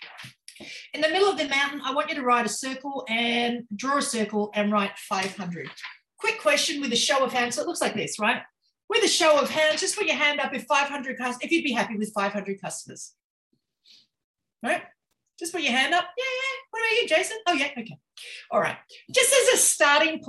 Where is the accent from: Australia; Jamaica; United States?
Australia; Queensland; I'm from Queensland, Australia.